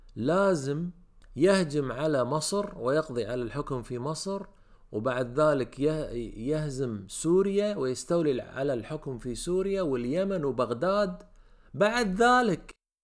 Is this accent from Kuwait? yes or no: yes; Kuwait; عندنا بالكويت